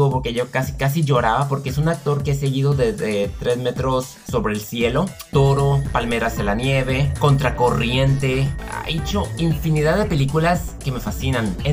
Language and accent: Spanish; Mexico; Yo, digamos, como mexicano, yo nunca he seguido el cine de mi país porque a mí no me gusta